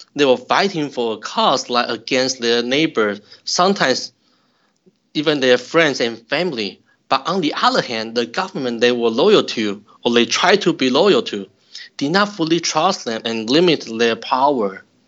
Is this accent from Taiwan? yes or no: yes; Taiwan; moved away as an adult; also born or lived in Utah, United States; now in St. Louis, United States; I'm originally from Taiwan. I received my bachelor's degree and master's degree in Taiwan.